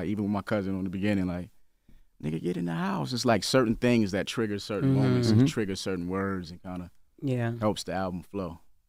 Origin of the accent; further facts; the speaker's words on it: South Carolina, United States; It's a lot of people that still don't know I'm from South Carolina, even though I waved the flag so heavily.